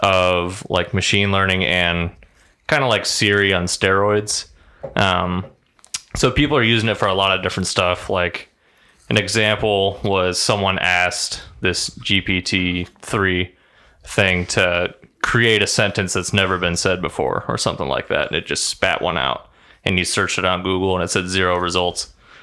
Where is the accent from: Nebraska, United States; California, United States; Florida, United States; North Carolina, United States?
Nebraska, United States; Fellow Nebraskan.